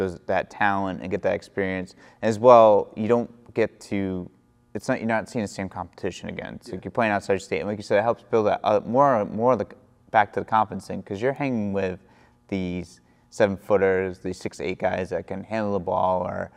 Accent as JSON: {"language": "English", "region": "Rhode Island", "country": "United States", "said": "where I'm from"}